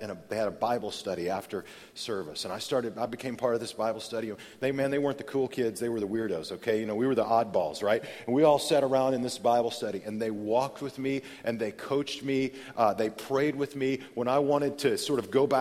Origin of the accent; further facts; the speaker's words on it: Amarillo, Texas, United States; I grew up in Amarillo, Texas